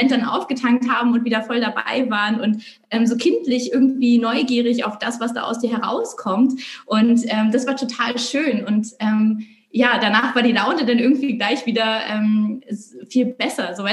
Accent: Rügen, Mecklenburg-Vorpommern, Germany; now in Hamburg, Germany; Äh, ich bin auf Rügen aufgewachsen und lebe jetzt irgendwie schon seit, oh, ich glaube, bummelig 12, 13 Jahre in Hamburg

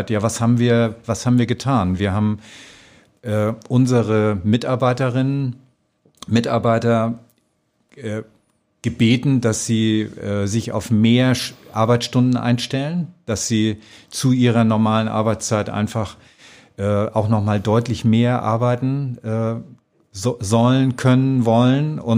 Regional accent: Schleswig-Holstein, Germany; now in Austria; Ja, also ich komme äh, aus einem kleinen Dorf an der Nordsee. Das ist fast an der dänischen Grenze.

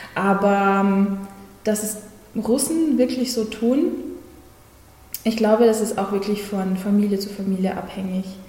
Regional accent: Germany; also born or lived in Kazakhstan; ich in Kasachstan geboren wurde. Also, ich bin keine gebürtige Deutsche, aber ich bin mit acht Jahren nach Deutschland gekommen

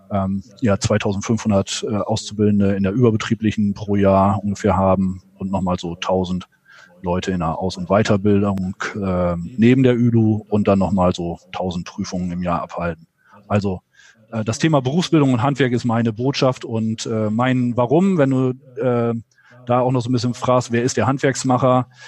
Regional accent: Lower Saxony, Germany; Und dann kam irgendwann die Möglichkeit, zurück in den Nordwesten, in meine Heimatregion äh, zu wechseln

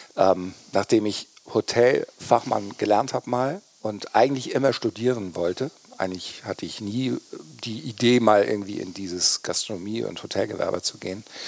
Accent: Kiel, Schleswig-Holstein, Germany; ich bin tatsächlich in Kiel geboren meine Eltern äh, kommen aus Flensburg

